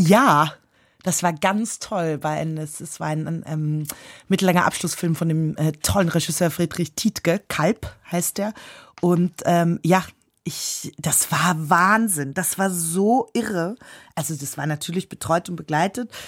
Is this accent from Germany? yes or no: no; Austria; also born or lived in London; als Österreicherin